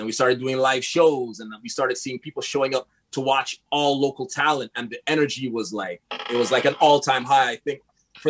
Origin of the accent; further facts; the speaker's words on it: Montreal, Quebec, Canada; also born or lived in LaSalle, Montreal; I grew up in Park Extension. I lived in LaSalle. I'm in the West Island now